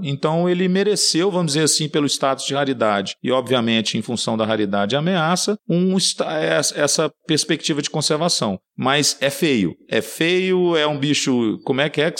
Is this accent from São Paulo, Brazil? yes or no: no; Minas Gerais, Brazil; Eu sou mineiro